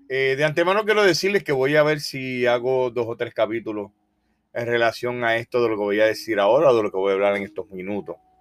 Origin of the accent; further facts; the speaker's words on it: Puerto Rico; also born or lived in Polk County, Florida; now in Florida, United States; soy puertorriqueño, de la isla más pequeña del Caribe. Creo que el acento me, eh, me delata